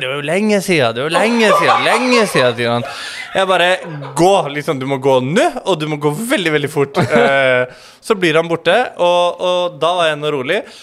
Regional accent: Skien, Telemark, Norway; moved away; also born or lived in Tromsø / Oslo; Jeg er fra Gulset

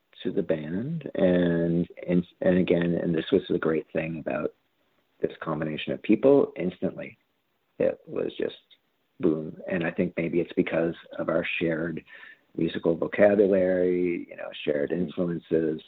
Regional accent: Cole Harbour, Nova Scotia, Canada; I'm from Cole Harbour

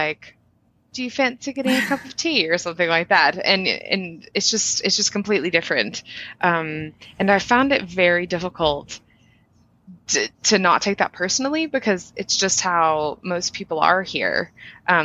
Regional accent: the South, United States; moved away as an adult; also born or lived in Boone, North Carolina / New England; now in England, United Kingdom; I'm from the South

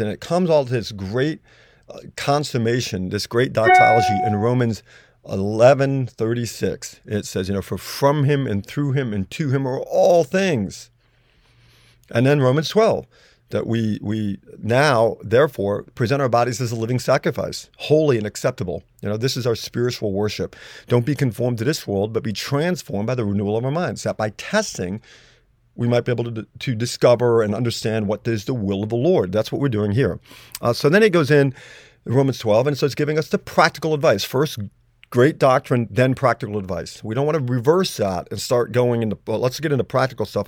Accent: United States; I'm an American

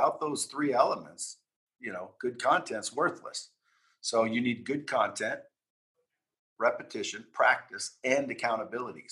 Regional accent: Oregon, United States; I grew up in Oregon, small town in Oregon

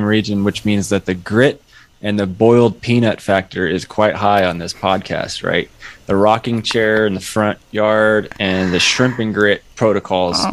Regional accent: Southern California, United States; moved away as an adult; also born or lived in Eastern Washington; Grew up, born and raised in the SoCal region

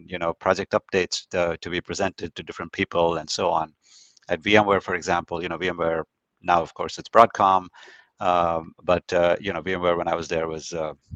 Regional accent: India; moved away; growing up in India, there's definitely more formality that I was used

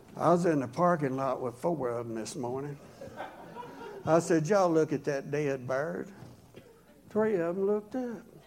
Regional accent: rural Oklahoma, United States; also born or lived in Yukon, Oklahoma; I was raised way back in the woods in very rural Oklahoma where front teeth were optional.

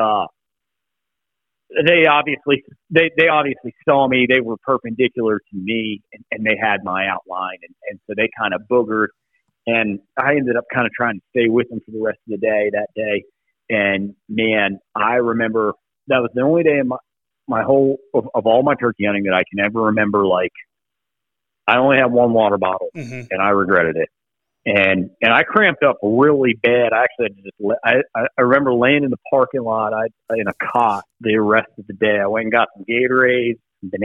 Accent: West Virginia, United States; West Virginia, my home state

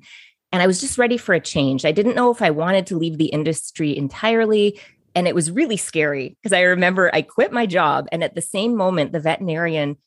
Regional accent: Biggar, Saskatchewan, Canada; I'm from Bigger, Saskatchewan.

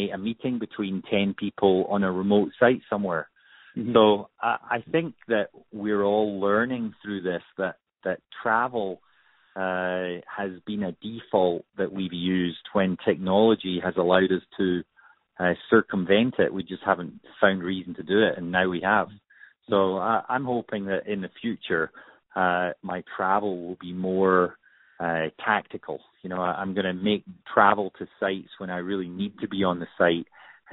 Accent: Scot, Scotland, United Kingdom; being a Scot

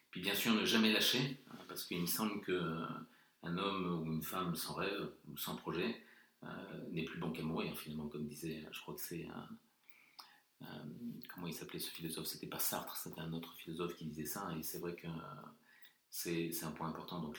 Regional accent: Morocco; born there; comme je suis né au Maroc et que j'ai eu la chance de voyager avec mon père qui était militaire à Madagascar et en Afrique du Sud

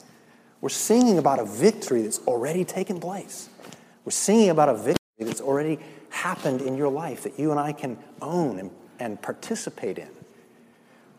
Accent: the South, United States; I'm from the South

